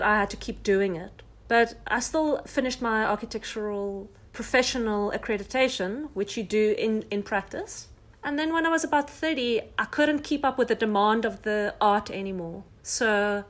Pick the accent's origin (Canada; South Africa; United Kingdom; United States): South Africa; who I really was as a South African